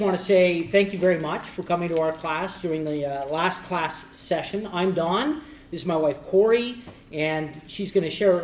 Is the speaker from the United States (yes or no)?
no; Eastern Canada, Canada; we're from Eastern Canada and not from Western Canada